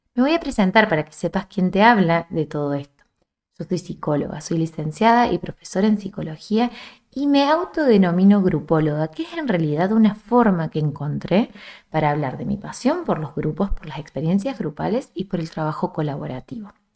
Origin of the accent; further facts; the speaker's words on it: small town in central Córdoba province, Argentina; desde mi pueblo de origen, que es un pueblo muy chiquito en el centro de Argentina, en el centro de la provincia que está el centro, que es Córdoba